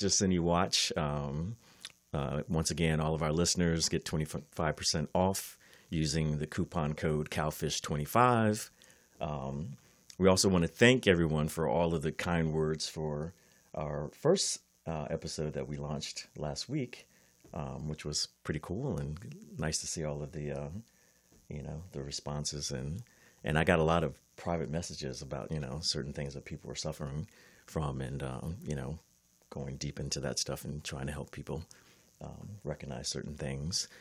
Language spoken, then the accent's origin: English; East Coast, United States; also born or lived in Miami; now in California, United States; I'm from the East Coast